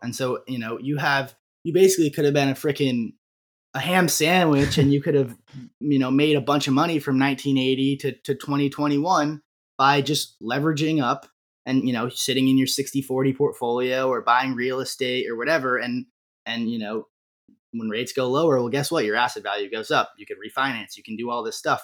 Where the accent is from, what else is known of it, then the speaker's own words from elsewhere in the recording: Vermont, United States; growing up in Vermont